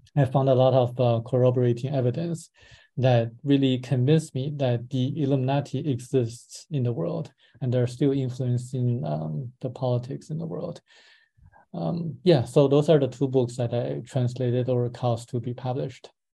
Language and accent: English; Beijing, China; now in Los Angeles, United States; I was born in Beijing in 1978